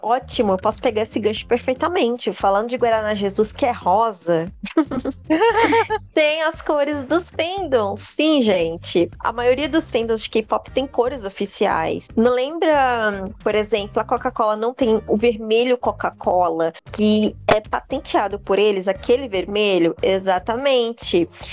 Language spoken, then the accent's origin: Portuguese; Brazil; nós brasileiros